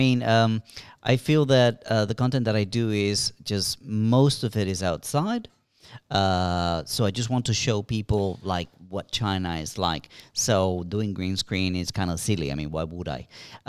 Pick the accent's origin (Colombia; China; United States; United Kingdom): Colombia; moved away; We in Colombia, we had a similar situation.